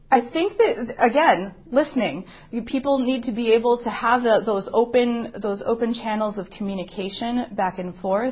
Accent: Madison, Wisconsin, United States; I was born and raised here in Madison.

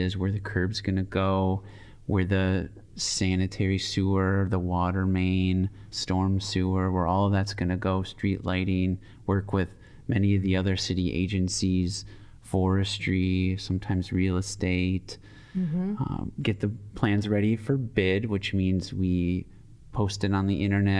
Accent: Hartland, Wisconsin, United States; now in Madison, United States; I grew up in a suburb of Milwaukee, Heartland

